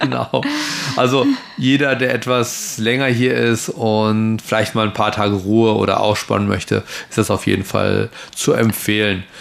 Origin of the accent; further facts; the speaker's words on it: Germany; now in Taiwan; mein Heimatdorf in, in Deutschland